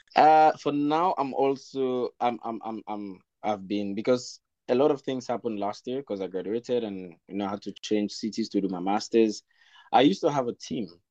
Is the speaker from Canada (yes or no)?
no; Sierra Leone; moved away as an adult; now in Nanjing, China; I'm from Sierra Leone, uh, West Africa